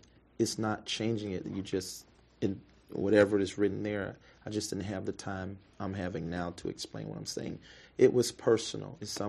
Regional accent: Memphis, Tennessee, United States; You know, I'm from Memphis, Tennessee

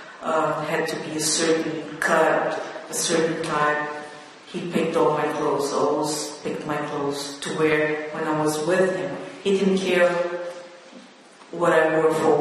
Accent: Rio de Janeiro, Brazil; now in New York, United States; I came from Rio de Janeiro, which is like New York.

